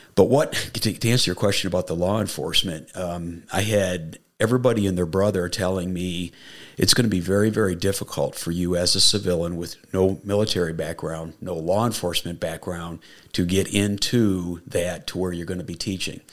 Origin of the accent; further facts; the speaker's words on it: Niagara Falls, New York, United States; moved away; I grew up in upstate New York